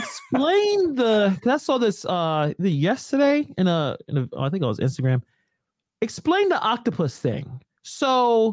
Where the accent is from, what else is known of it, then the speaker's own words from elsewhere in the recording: Brooklyn, New York, United States; And it's interesting when I say I'm born and raised in Brooklyn, right? Like, I'm born and raised in New York City.